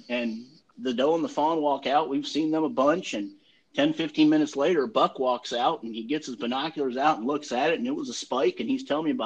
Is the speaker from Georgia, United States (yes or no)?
yes; Douglasville, Georgia, United States; also born or lived in Michigan; I grew up in Douglasville